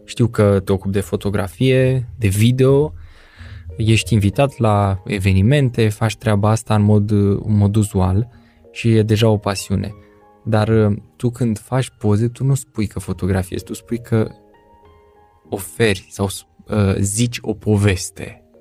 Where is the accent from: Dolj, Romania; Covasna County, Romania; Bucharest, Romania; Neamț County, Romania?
Dolj, Romania; Craiova; Am copilărit împreună în Craiova